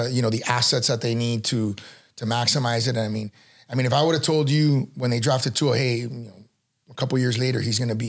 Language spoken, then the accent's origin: English; Miami, Florida, United States; I was born and raised in Miami